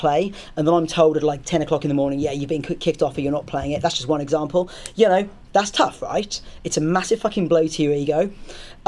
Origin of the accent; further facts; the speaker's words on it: Southampton, South East England, United Kingdom; It's my hometown.